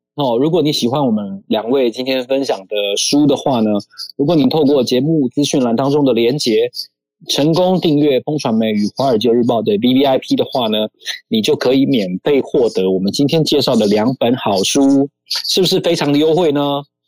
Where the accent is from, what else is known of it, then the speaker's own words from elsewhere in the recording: Pingtung, Pingtung County, Taiwan; 我从小是生长在屏东，虽然我是外省人